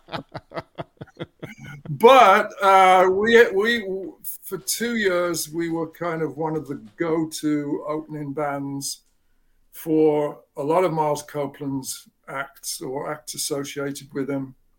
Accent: England, United Kingdom; moved away; I grew up in England

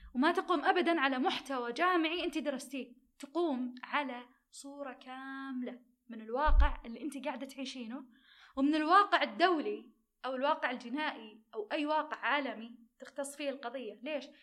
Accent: Saudi Arabia; عندنا بالسعودية

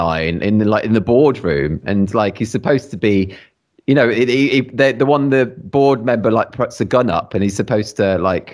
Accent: Redditch, West Midlands, United Kingdom; I'm from Redditch, just south of Birmingham.

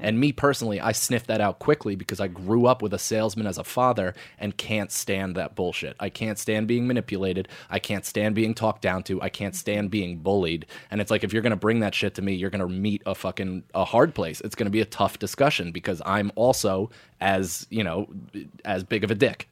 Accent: United States; also born or lived in West Point, New York; grew up right outside of West Point for the first nine years of my life

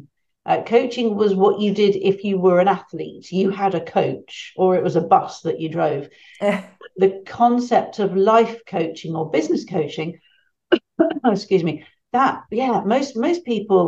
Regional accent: United Kingdom; accent: British; my British accent

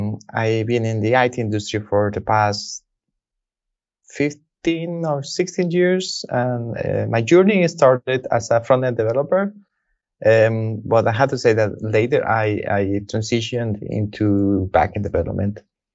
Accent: Guatemala; moved away as an adult; now in Copenhagen, Denmark; I'm originally from Guatemala, but I've been residing in Copenhagen for the last 5 years. And my spare time, I enjoy reading, and recently I've been taking the big challenge of learning Danish.

